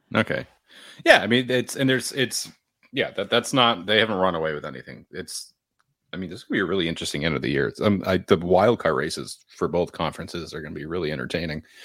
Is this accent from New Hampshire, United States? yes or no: yes; New Hampshire, United States; I'm from New Hampshire, that's how we celebrate hockey goals